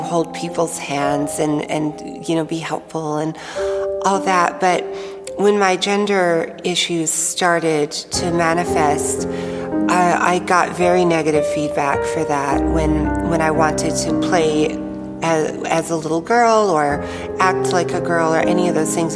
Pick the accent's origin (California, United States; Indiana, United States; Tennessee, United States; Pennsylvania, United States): Tennessee, United States; I grew up in the South in the United States in a state called Tennessee